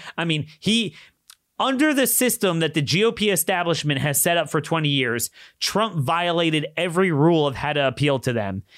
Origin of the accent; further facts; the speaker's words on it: Maryland, United States; in my home state